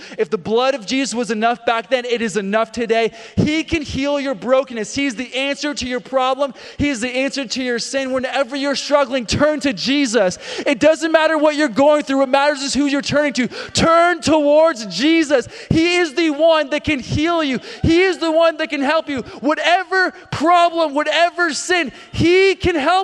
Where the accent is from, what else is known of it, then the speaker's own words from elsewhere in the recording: Canada; moved away; I played hockey growing up. I grew up in Canada